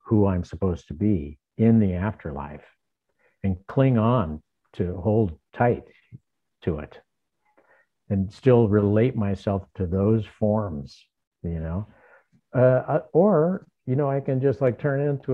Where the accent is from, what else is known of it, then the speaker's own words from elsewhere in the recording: Southern California, United States; moved away; also born or lived in New York / Arizona; I'm from Southern California